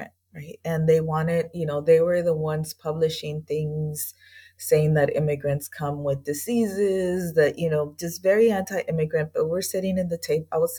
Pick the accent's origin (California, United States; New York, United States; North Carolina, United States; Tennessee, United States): California, United States; Los Angeles; moved away as an adult; also born or lived in Washington, D.C. / El Salvador; I grew up in East